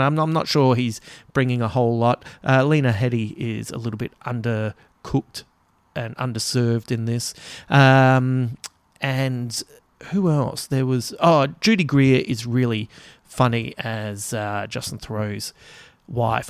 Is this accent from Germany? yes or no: no; Australia; as an Aussie